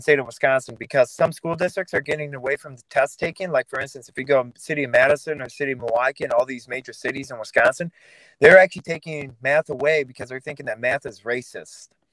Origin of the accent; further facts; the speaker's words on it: Vladikavkaz, North Ossetia–Alania, Russia; now in United States; I was born in Russia, Vladikavkaz, Russia